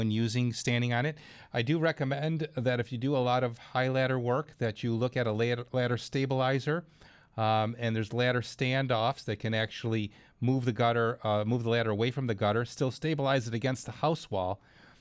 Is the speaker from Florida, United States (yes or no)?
no; Clarence, New York, United States; it's my hometown, Clarence, New York